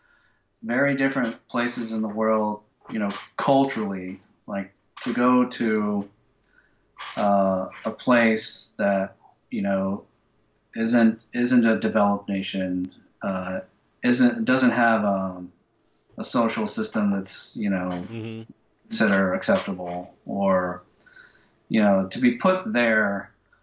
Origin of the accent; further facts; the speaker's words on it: United States; I'm American